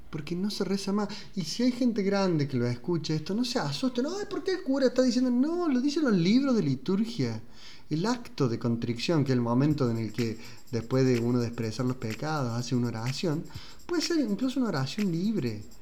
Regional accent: Córdoba, Argentina; nosotros somos de Argentina, de Córdoba, yo escucho confesiones en Córdoba

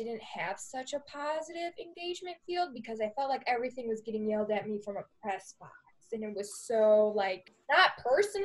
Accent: Chicago, Illinois, United States; So, yes, I am from Chicago

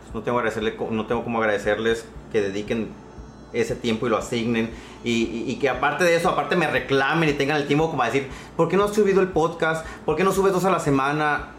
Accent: San Pedro de la Cueva, Sonora, Mexico; mi pueblo, a la capital del mundo, como digo, San Pedro de la Cueva

